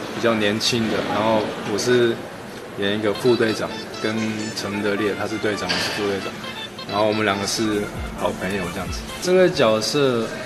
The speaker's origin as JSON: {"language": "Chinese", "town": "Vancouver", "region": "British Columbia", "country": "Canada", "tie": "born or raised there", "second_language": "Chinese", "moved": "yes", "said": "我本来小时候也在温哥华嘛，所以在温哥华长大"}